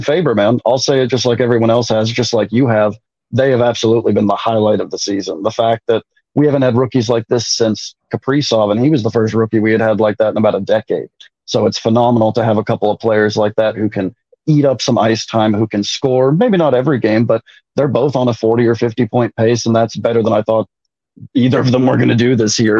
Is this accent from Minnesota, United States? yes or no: yes; New Market, Minnesota, United States; moved away; also born or lived in Atlanta; I grew up in Minnesota. I grew up about half an hour north of the Twin Cities in a little nothing town called New Market